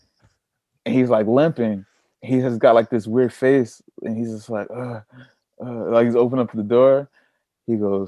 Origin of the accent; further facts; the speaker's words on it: Long Beach, California, United States; moved away as an adult; now in Copenhagen, Denmark; We're both from Long Beach